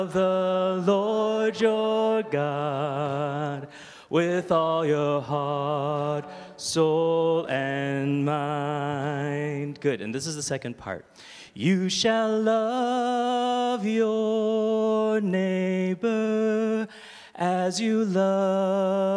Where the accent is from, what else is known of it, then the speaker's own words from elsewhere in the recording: Toronto, Ontario, Canada; now in Stouffville, Canada; I grew up in the East End of Toronto